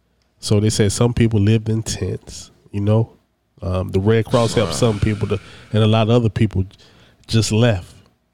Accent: Midwest, United States; moved away; I grew up in the Midwest.

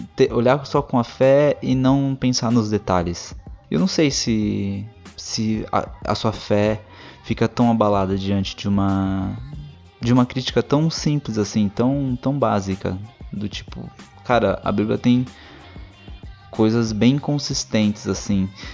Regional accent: Brazil; Eu sou brasileiro

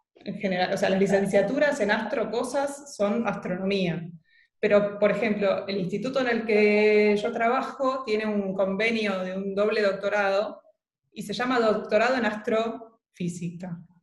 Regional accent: Buenos Aires, Argentina; Yo vivía en Núñez

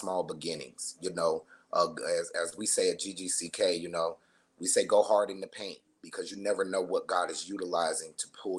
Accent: Las Vegas, Nevada, United States; I am a Las Vegas native. I was born and raised here in Las Vegas, Nevada

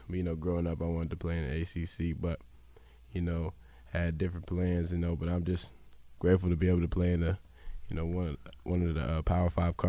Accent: Texas, United States; Baylor's in my hometown. It's in Texas.

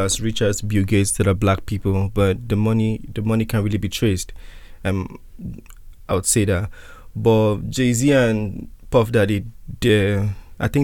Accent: Nigeria; I'm Nigerian

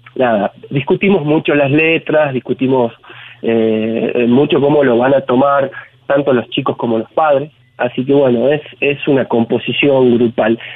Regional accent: Tucumán, Argentina; now in Salta, Argentina; yo soy tucumano, pero ya estoy radicado en Salta hace casi 15 años

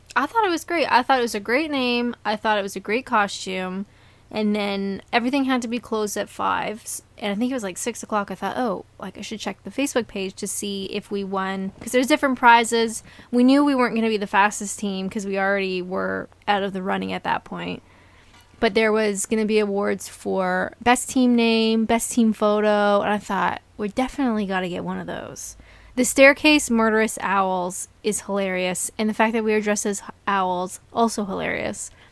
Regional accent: Canada; I'm Canadian

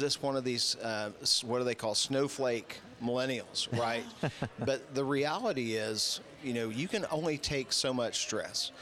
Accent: Woodward, Oklahoma, United States; I was born and raised in Woodward

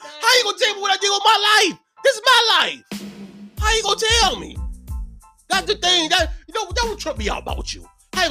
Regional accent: London, United Kingdom; Where I'm from. I'm from London.

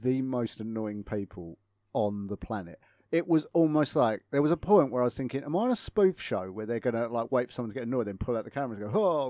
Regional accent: United Kingdom; I'm so British.

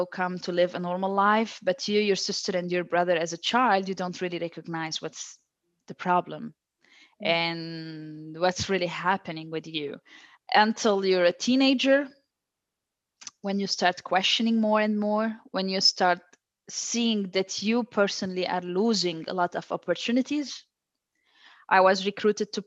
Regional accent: Lebanon; now in Brazil; I was born in Lebanon.

